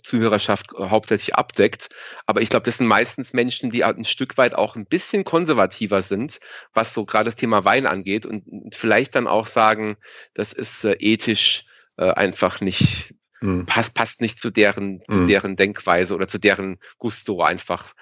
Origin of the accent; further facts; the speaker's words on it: Rhineland-Palatinate, Germany; hier bei uns in der Pfalz